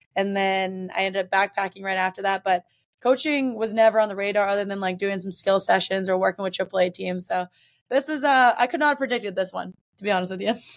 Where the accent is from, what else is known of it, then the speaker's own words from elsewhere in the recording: Mississippi, United States; now in Boston, United States; I'm from Mississippi